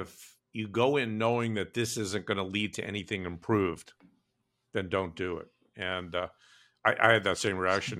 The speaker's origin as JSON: {"language": "English", "region": "New York", "country": "United States", "tie": "born or raised there", "said": "I grew up in New York, in Brooklyn"}